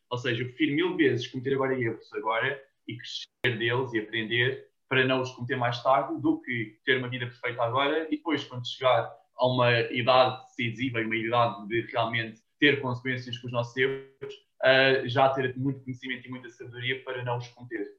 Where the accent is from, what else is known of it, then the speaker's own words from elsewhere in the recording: Cascais, Lisbon, Portugal; first language Portuguese; also born or lived in United States; eu sou de Portugal